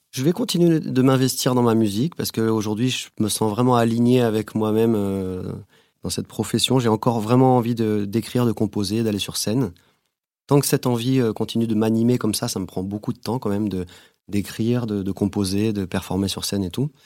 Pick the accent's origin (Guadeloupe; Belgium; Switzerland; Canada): Guadeloupe; moved away as an adult; also born or lived in Bordeaux, France; j'ai grandi en Guadeloupe